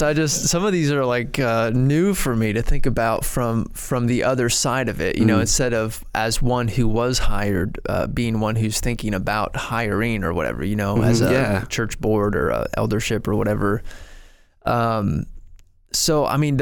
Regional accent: Ohio, United States; moved away as an adult; also born or lived in Arkansas; I'm from Ohio

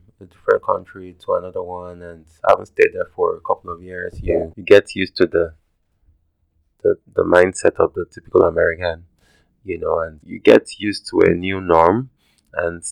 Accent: Nigeria; now in United States; I'm probably Nigerian

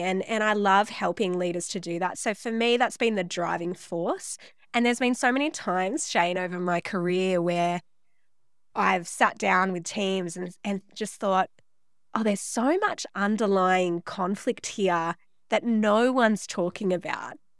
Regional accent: Central Coast, New South Wales, Australia; I was born on the Central Coast in New South Wales

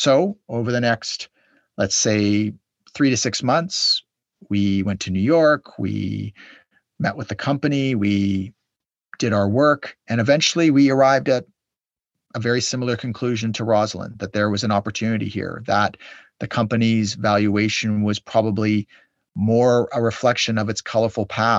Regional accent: Canada; Canada, my home country

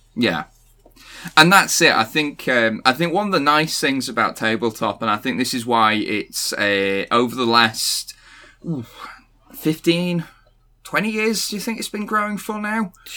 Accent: Cockermouth, North West England, United Kingdom; I am from, uh, I'm from Cumbria

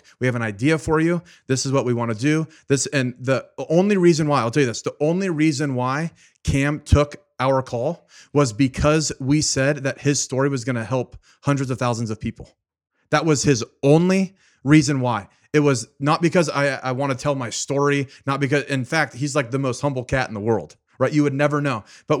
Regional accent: Richmond, Virginia, United States; born there; because you knew that I was born in Richmond, Virginia, right?

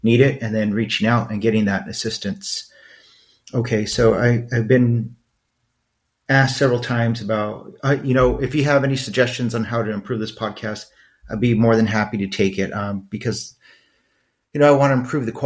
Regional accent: Los Angeles, California, United States; moved away; growing up in East LA.

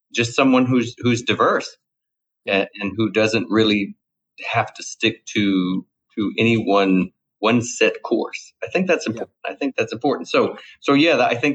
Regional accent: Mamou, Louisiana, United States; accent: Cajun drawl; I grew up in a small town called Mamou, Louisiana, you know, the heart of Cajun Mardi Gras

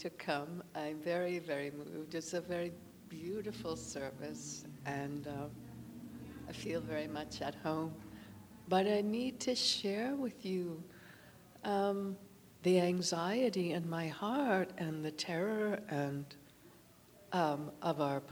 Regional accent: Pakistan; now in Rancho Cucamonga, United States; I grew up in Pakistan

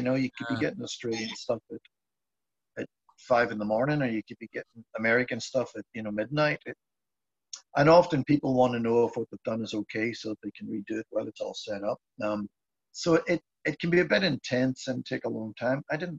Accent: Ireland; I mean, I knew some of it because I grew up in Ireland

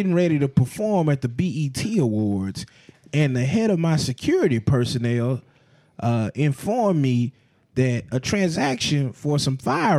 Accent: Atlanta, Georgia, United States; I'm from Atlanta, Georgia.

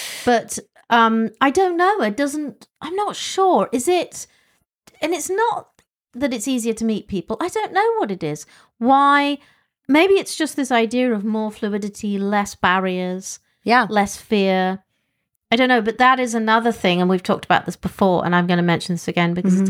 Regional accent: England, United Kingdom; Well, I grew up in England.

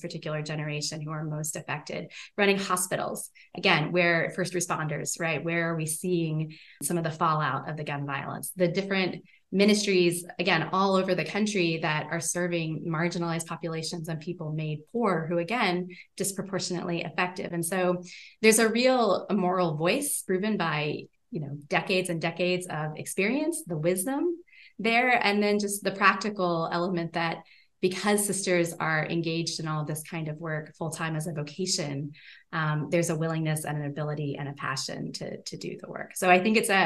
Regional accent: the South, United States; also born or lived in Kentucky / Tennessee; now in Rhode Island, United States; I grew up in the South in Kentucky and Tennessee

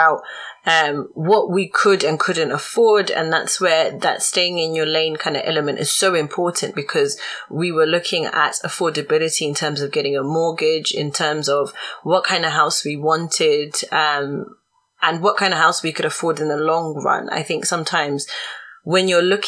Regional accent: Zimbabwe; I'm from Zimbabwe

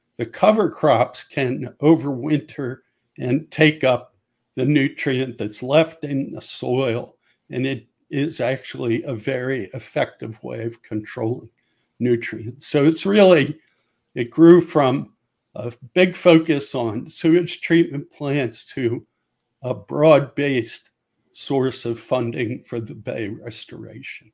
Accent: Maryland, United States; I grew up in Maryland from about the age of six on

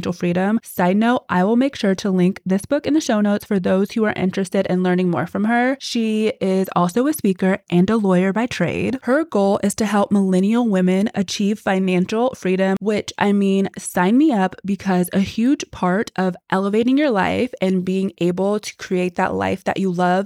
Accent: Texas, United States; moved away; I grew up in Texas. So this is like my hometown. Texas, especially Houston, has a very special place in my heart.

